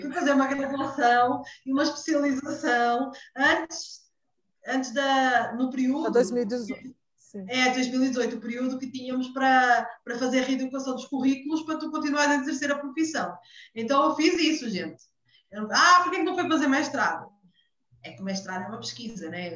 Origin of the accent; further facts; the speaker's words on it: Portugal; moved away as an adult; now in Brazil; eu sou portuguesa